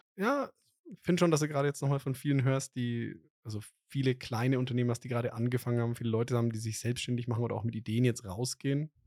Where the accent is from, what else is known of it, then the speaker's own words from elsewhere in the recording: Franconia, Germany; als Franke